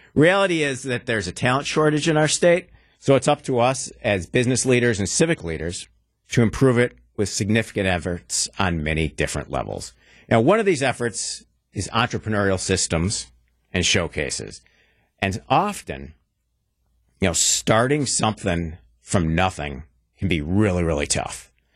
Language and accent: English; Wauwatosa, Wisconsin, United States; also born or lived in Milwaukee; I'm a lifelong, passionate Milwaukeean. I grew up in Wauwatosa, beautiful tree lined Wauwatosa